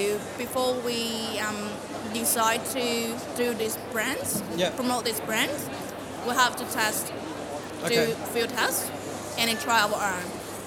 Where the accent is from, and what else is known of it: Northeast China, China